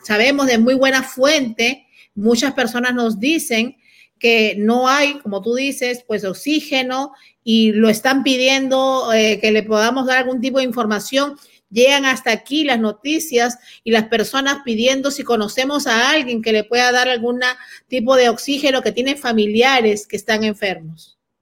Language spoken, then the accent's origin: Spanish; Peru; yo como peruana